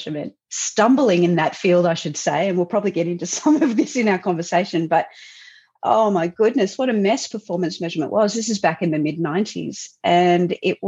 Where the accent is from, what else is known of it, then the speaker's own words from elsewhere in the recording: Southeast Queensland, Australia; I was pretty keen to come back to Southeast Queensland